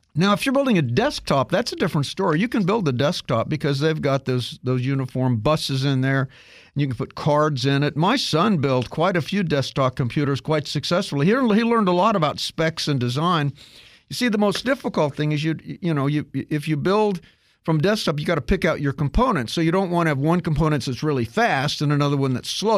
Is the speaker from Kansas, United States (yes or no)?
yes; Kansas, United States; I grew up in Kansas